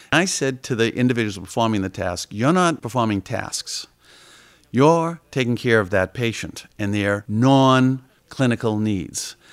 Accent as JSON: {"language": "English", "town": "Boston", "region": "Massachusetts", "country": "United States", "tie": "born or raised there", "said": "I was a kid from Dorchester growing up"}